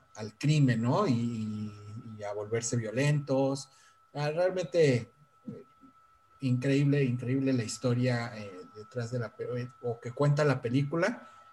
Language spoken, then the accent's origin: Spanish; Mexico; nosotros como mexicanos